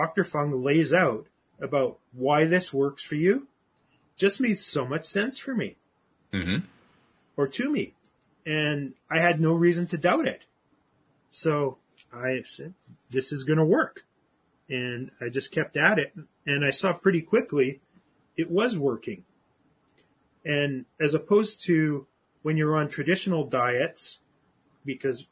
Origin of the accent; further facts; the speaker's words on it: Canada; I'm Canadian.